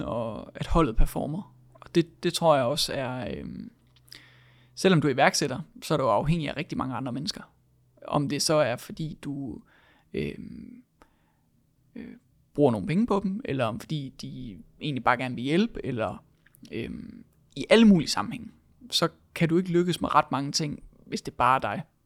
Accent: Denmark; vi som danskere har været vant til at gøre tingene på

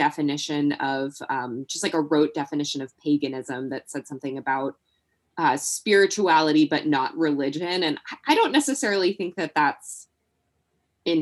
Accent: Nashville, Tennessee, United States; I am dialing in from Nashville, Tennessee, born and raised here

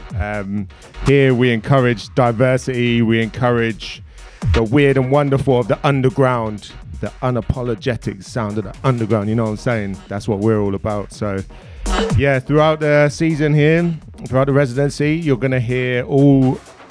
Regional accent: London, United Kingdom; now in Melbourne, Australia; I'm originally from London, England, as you can hear, and I'm based in Victoria, Melbourne.

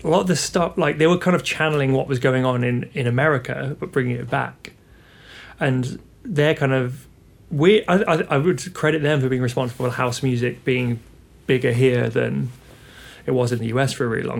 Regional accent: Birmingham, West Midlands, United Kingdom; also born or lived in Tamworth; I'm from Birmingham, but we moved to Tamworth when I was about 10

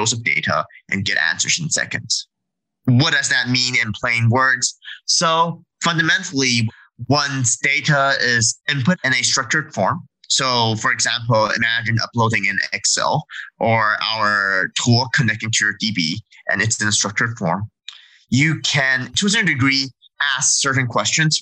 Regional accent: Canada; I'm actually Canadian

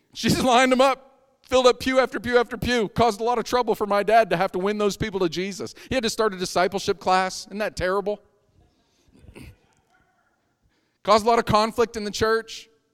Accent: Erie, Pennsylvania, United States; moved away; I grew up in Erie, Pennsylvania.

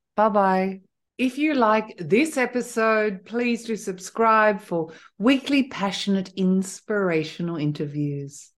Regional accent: Australia; now in France; I'm originally Australian

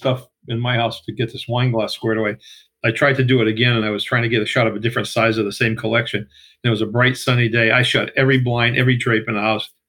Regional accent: Fall River, Massachusetts, United States; Yeah, I'm from Fall River.

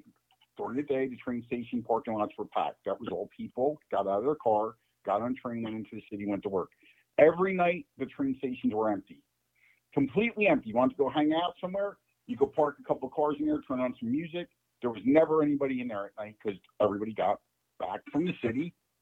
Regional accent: New Jersey, United States; moved away as an adult; now in Florida, United States; I grew up in Jersey right there

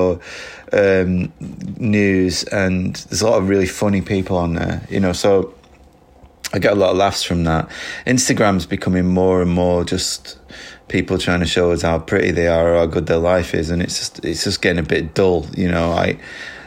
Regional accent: Lancashire, North West England, United Kingdom; also born or lived in Manchester; I lived in Manchester for about 10 years, but I grew up in Lancashire, so, you know, I'm from around there anyway.

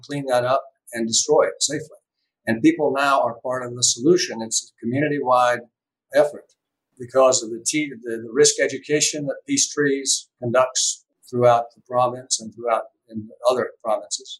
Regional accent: United States; as a veteran and as an American citizen

